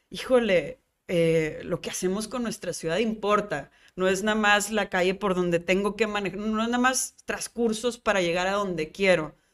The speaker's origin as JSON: {"language": "Spanish", "town": "Monterrey", "region": "Nuevo León", "country": "Mexico", "also_born_or_lived": "New York", "said": "soy mexicana, soy regia y soy neoyorquina, porque empiezas a agarrarle la identidad y como ese saborcito y amor a la ciudad."}